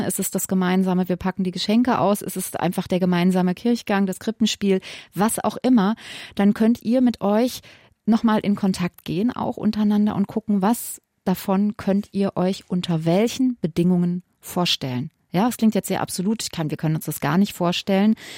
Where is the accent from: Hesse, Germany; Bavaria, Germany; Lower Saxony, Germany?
Hesse, Germany; Wiesbaden; also born or lived in Limburg; ich komme aus Wiesbaden und Limburg